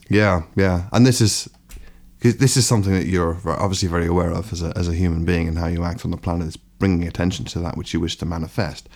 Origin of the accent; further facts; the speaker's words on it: Ireland; also born or lived in London; now in Brighton, United Kingdom; growing up in Ireland